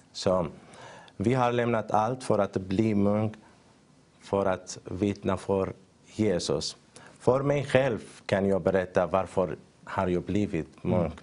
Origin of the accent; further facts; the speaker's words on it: northern Syria, Syria; Swedish is a second language; moved away as an adult; also born or lived in Turkey / Greece; now in Sweden; jag kommer från Syrien. Jag föddes eh, i norra Syrien